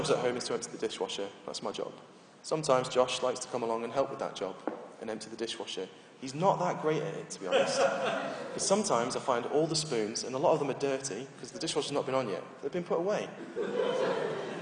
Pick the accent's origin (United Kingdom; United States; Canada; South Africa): United Kingdom; we're British